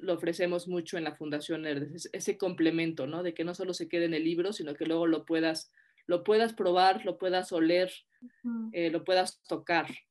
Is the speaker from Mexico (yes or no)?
yes; Mexico; somos mexicanos